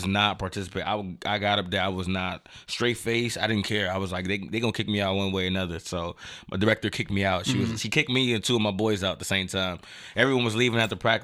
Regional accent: Silver Spring, Maryland, United States; born and raised in Silver Spring

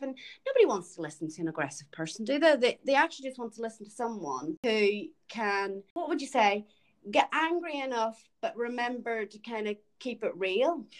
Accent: Ireland; moved away; I'm from Ireland

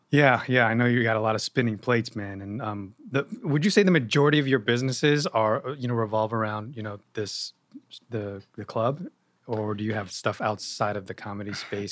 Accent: Yonkers, New York, United States; moved away as an adult; now in New Jersey, United States; I was born and raised in Yonkers

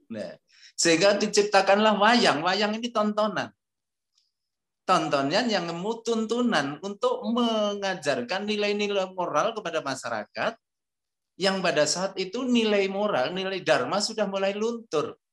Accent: Java, Indonesia; saya akan menambah dari sudut pandang kami dari Jawa.

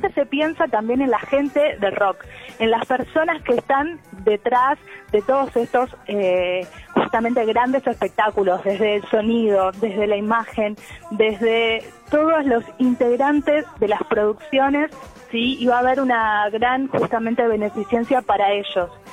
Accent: Capilla del Señor, Buenos Aires Province, Argentina; now in Buenos Aires, Argentina; yo no estoy en Capital Federal, estoy ahora en, mi pueblo, en Capilla del Señor

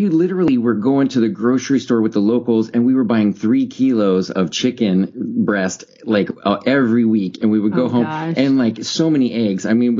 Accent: Florida, United States; I grew up in Florida learning some Spanish, and took Spanish in high school and some in college.

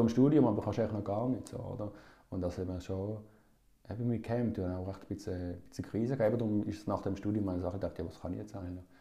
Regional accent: Basel, Basel-Stadt, Switzerland; ich bin hier in Basel aufgewachsen

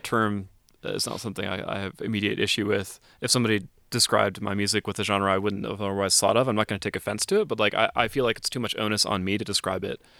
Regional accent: Wisconsin, United States; moved away; also born or lived in Colorado; spent a mm-hmm. lot of time in Wisconsin

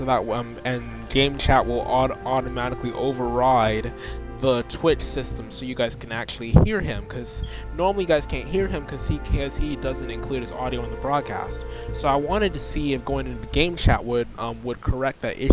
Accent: United States; the United States, my home country.

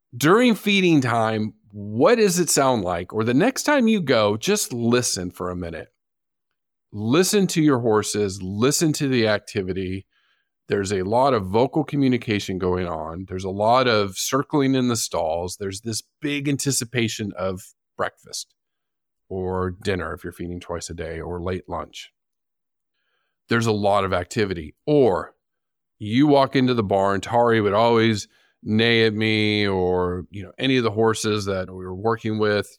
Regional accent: San Diego, California, United States; my hometown zoo, the San Diego Zoo

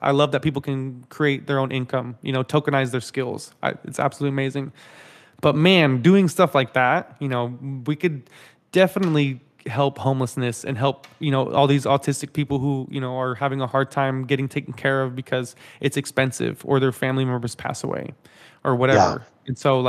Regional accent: Dallas, Texas, United States; like I grew up in Dallas, you know, in DFW.

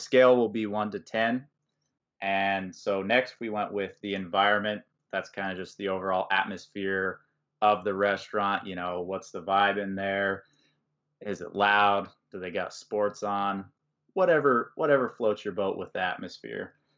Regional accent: Valparaiso, Indiana, United States; we're both from Valpo

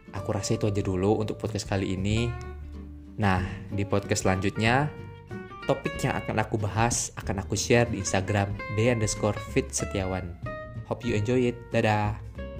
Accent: Muntok, Bangka Belitung Islands, Indonesia; moved away; Asalku dari Mentok, Kabupaten Bangka Barat, Provinsi Kepulauan Bangka Belitung

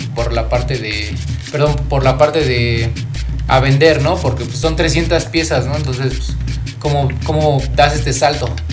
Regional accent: Pachuca, Hidalgo, Mexico; yo soy de acá de Pachuca

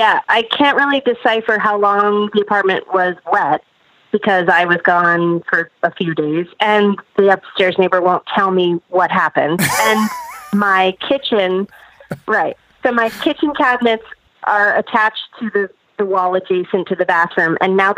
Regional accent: New York, United States; New York, New York.

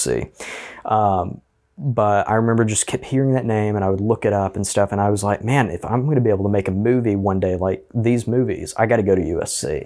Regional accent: Auburn, Alabama, United States; also born or lived in Opelika, Alabama; I was in Auburn City Schools most of my life

